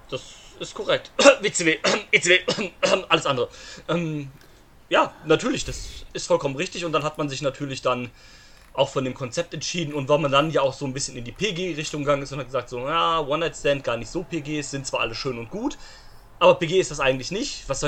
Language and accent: German; Saxony, Germany; als Sachse.